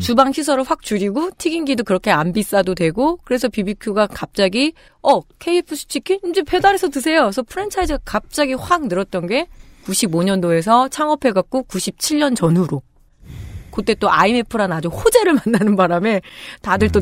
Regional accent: Chungju, North Chungcheong, South Korea; moved away; 제가 충북 충주 출신인데 우리 집이 그때 아빠가 팔고 왔을 때 되게 큰 집이었거든요

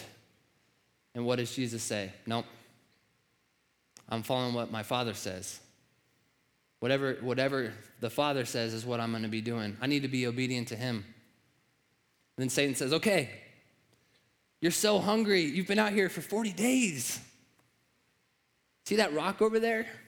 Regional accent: Nebraska, United States; I was raised in Nebraska

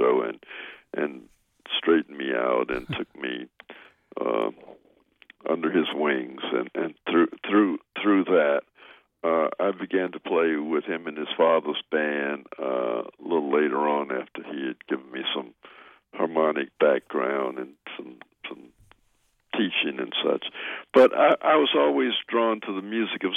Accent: Memphis, Tennessee, United States; moved away; I come from Memphis, and it's about 400 miles upriver from New Orleans

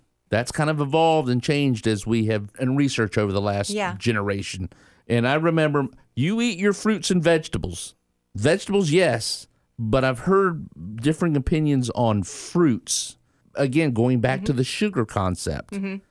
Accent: the South, United States; Growing up, again, we always had the, and I'm from the South, so it was Crisco, it was lard, it was corn oil, vegetable oil.

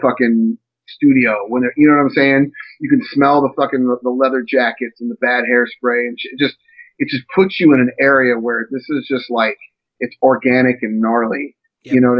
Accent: Midwest, United States; now in coastal South, United States; I grew up in the Midwest

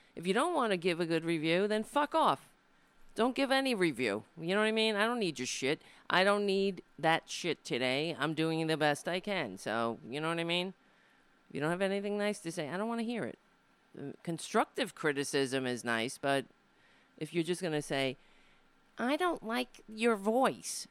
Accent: Brooklyn, New York, United States; I was born in Brooklyn, not in Ireland

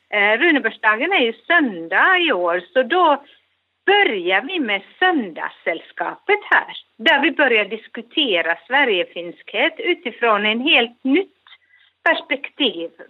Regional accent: Finland; now in Gothenburg, Sweden; om vi finländare ska föra vår sak vidare

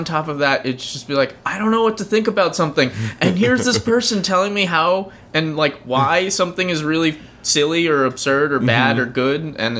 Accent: Orange County, California, United States; now in New York, United States; I grew up in Orange County

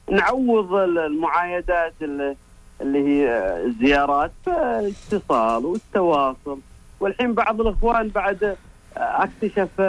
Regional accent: Medina, Medina Province, Saudi Arabia; من المدينة

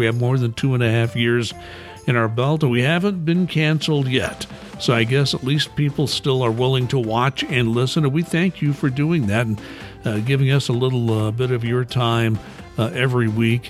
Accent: United States; as an American who's, you know, we swore off royalty in 1776, right?

